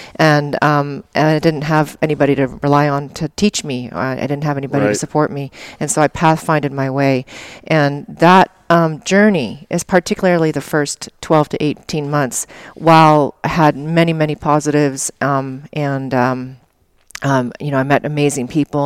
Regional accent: Alberta, Canada; moved away; I grew up in Alberta and Canada

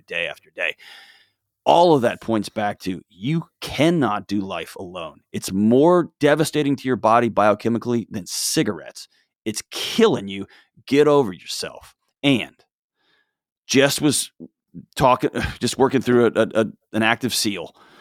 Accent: Texas, United States; I was born and raised in Texas

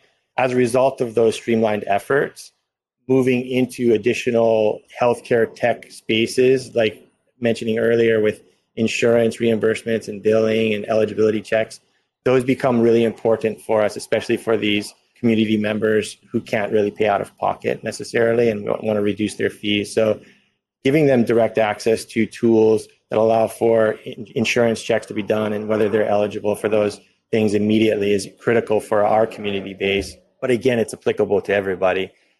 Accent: Hawaii, United States; Being Native Hawaiian and Indigenous as a base, it's part of the culture and values

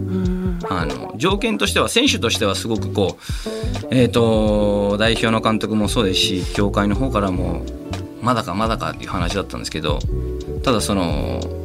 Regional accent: Peru; now in Japan; 僕はあのペルー出身です

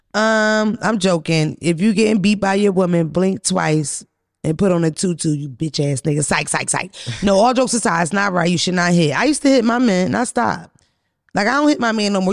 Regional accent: Philadelphia, Pennsylvania, United States; I'm from Philly

